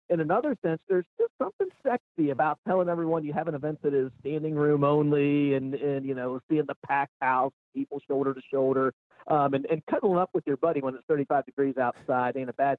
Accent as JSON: {"language": "English", "region": "Mid-Ohio Valley", "country": "United States", "tie": "born or raised there", "said": "as a kid growing up in the Mid-Ohio Valley"}